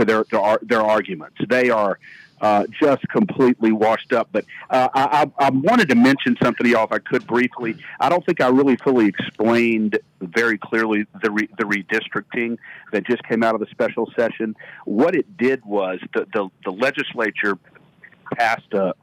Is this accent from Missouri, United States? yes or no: no; Shreveport, Louisiana, United States; I'm from Shreveport originally